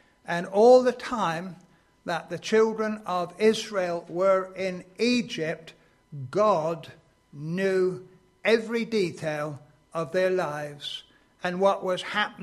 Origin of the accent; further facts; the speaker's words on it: Exeter, South West England, United Kingdom; I come from Exeter, and I became a Christian when I was 16 years old